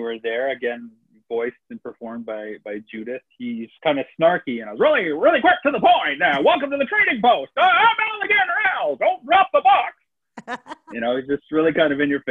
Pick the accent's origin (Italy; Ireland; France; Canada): Canada; as a Canadian filmmaker